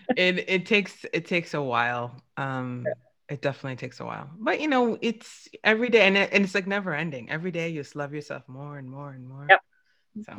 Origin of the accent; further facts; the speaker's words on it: New York, United States; I'm from New York, and New Yorkers we just curse